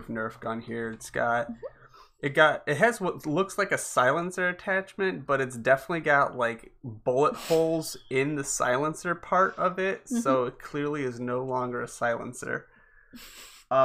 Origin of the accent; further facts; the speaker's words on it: United States; as an American